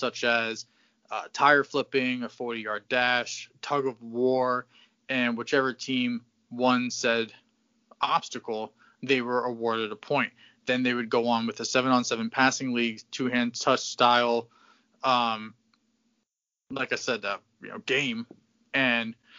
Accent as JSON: {"language": "English", "region": "Southeast Connecticut", "country": "United States", "said": "we are from Southeast Connecticut"}